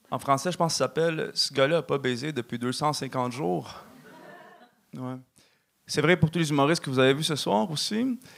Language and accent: French; Canada; also born or lived in Mexico; Puis euh, maintenant, j'ai la double citoyenneté, tu sais. Fait que je suis canadien et mexicain.